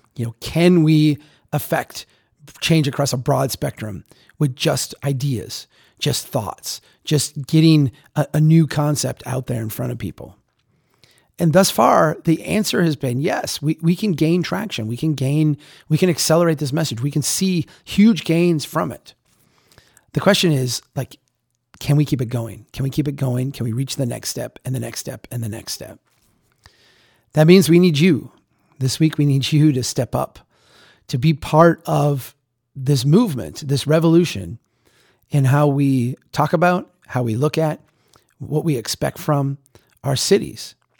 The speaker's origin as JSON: {"language": "English", "region": "Minnesota", "country": "United States", "tie": "born or raised there", "moved": "yes", "said": "come up to Minnesota, to come to my hometown"}